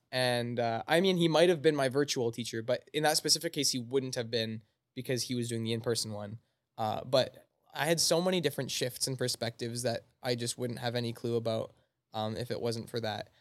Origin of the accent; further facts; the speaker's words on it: Altona, Manitoba, Canada; I'm from Altona, Manitoba, so I go to the Rendezvous Gym in Altona